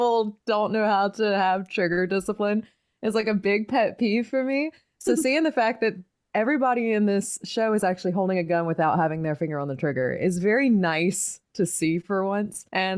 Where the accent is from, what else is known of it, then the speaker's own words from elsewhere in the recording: the Carolinas, United States; I grew up in the Carolinas